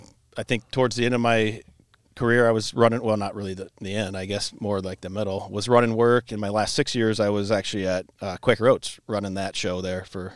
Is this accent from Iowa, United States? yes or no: yes; Cedar Rapids, Iowa, United States; I'm kind of local dude. I was born here in Cedar Rapids, lived and grew up in Cedar Hills. My mom remarried after my dad passed when I was a kid. Moved to Ely, so I've been kind of local my whole life.